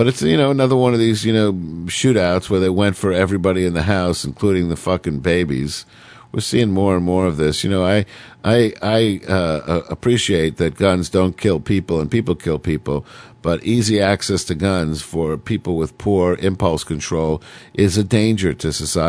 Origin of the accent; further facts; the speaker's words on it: Oceanside, New York, United States; born there; Sometimes I would actually go back to the house that I was born in on Long Island. Out in Oceanside, this tiny little, you know, 8-room house that I, you know, lived in my first 4 or 5 years.